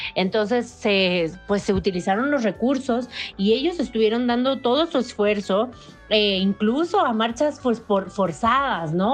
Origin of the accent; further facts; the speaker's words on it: Mexico; nosotros como mexicanos